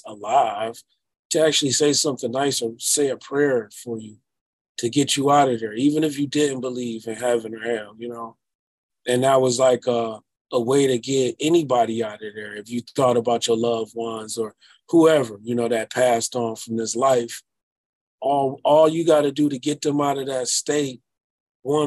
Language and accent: English; Detroit, Michigan, United States; I am from Detroit